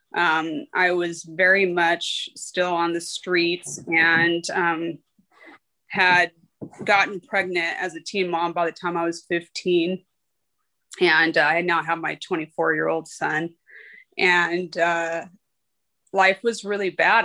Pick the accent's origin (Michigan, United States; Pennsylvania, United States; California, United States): California, United States; Riverside; I was born and raised out here in Riverside, California